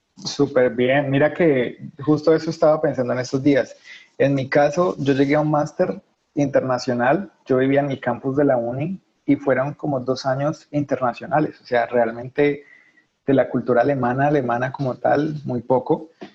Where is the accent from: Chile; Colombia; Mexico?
Colombia; moved away as an adult; now in Germany; soy colombiano